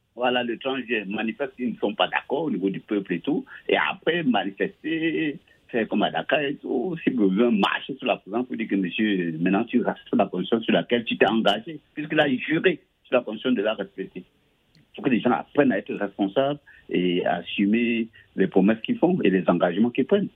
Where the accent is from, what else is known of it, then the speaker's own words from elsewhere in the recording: Cameroon; mon pays natal, le Cameroun